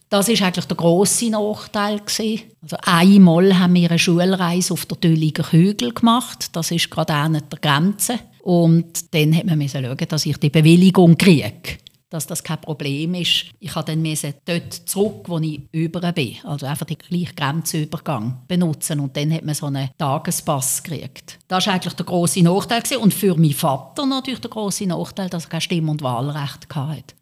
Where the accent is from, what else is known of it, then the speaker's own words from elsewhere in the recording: Switzerland; als Schweizerin